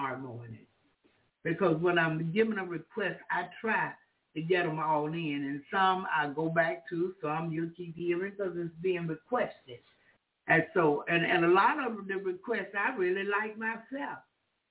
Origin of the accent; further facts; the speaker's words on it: the South, United States; I'm from the South.